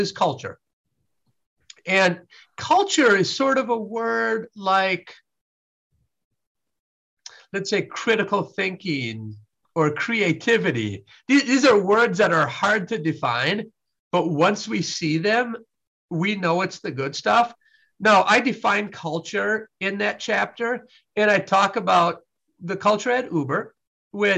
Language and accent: English; Wisconsin, United States; I was raised in Wisconsin